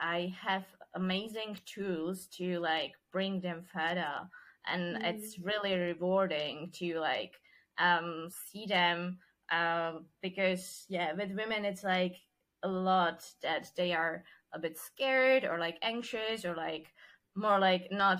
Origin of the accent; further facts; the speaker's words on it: Czechia; accent: Czech; first language Czech; English is a second language; my mother language is Czech, and then I speak German, English, Spanish, and then Dutch, Portuguese, and now Italian